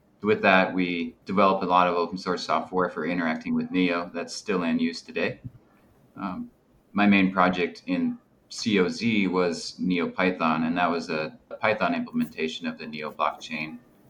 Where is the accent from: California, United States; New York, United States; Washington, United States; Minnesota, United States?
Minnesota, United States; Minneapolis; I'm from Minneapolis.